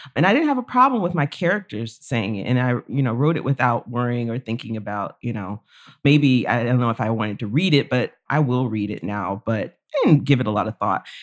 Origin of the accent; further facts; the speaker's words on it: Florida, United States; moved away as an adult; now in Oxford, Mississippi, United States; I grew up in Florida, being here in Mississippi, it's a different kind of South